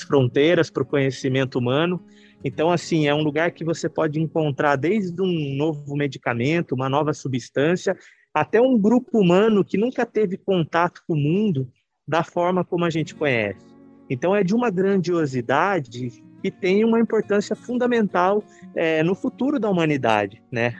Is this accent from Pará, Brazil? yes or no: no; Piedade, São Paulo, Brazil; moved away as an adult; also born or lived in Amazon; eu não sou da Amazônia, eu sou do interior de São Paulo